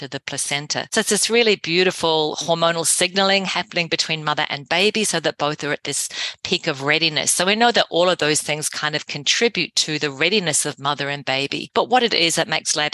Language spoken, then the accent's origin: English; Whangarei, Northland, New Zealand; my father was an obstetrician in my hometown of Whangarei in New Zealand